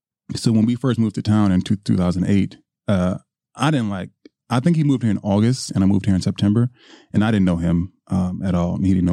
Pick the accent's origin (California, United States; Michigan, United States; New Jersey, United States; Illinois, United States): Michigan, United States; Detroit